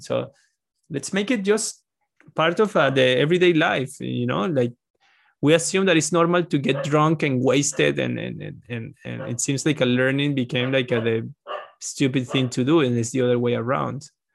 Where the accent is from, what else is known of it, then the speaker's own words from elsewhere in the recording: Venezuela; moved away; I'm from Venezuela